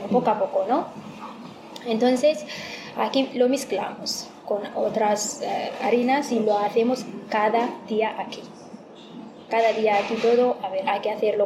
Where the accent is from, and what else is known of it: Ethiopia; Spanish is a second language; now in Spain